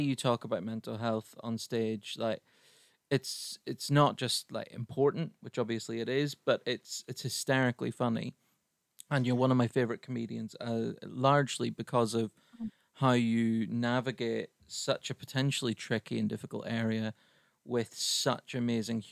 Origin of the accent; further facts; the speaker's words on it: Ireland; now in United Kingdom; I'm Irish over here